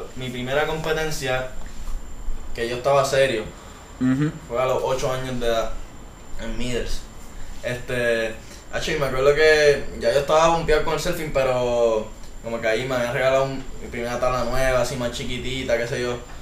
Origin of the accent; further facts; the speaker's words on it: San Juan, Puerto Rico; now in Guaynabo, Puerto Rico; soy de San Juan, Puerto Rico, vivo en Guaynabo actualmente